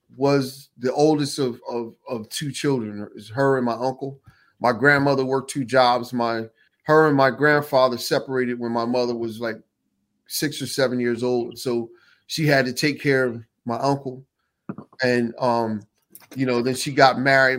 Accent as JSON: {"language": "English", "town": "Ewing Township", "region": "New Jersey", "country": "United States", "tie": "born or raised there", "said": "I'm from Jersey City."}